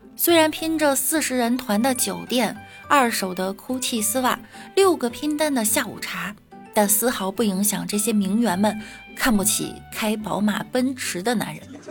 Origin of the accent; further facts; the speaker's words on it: Beijing, China; 我们北京人